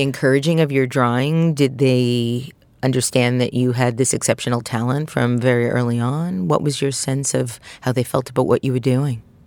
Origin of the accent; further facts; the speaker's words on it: New York City, New York, United States; also born or lived in Queens / Staten Island; I, too, was brought up in Brooklyn.